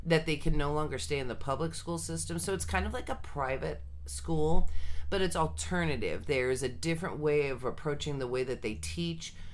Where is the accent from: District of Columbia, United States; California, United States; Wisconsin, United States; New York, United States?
California, United States; Sunnyvale; I was actually born and raised in Sunnyvale, California